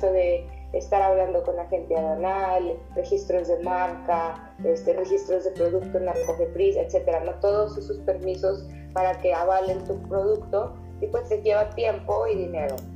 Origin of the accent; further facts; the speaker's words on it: Monterrey, Nuevo León, Mexico; also born or lived in China; somos de aquí de Monterrey y llevamos tiempo interesadas en esto y nos gusta mucho lo que hacemos principalmente.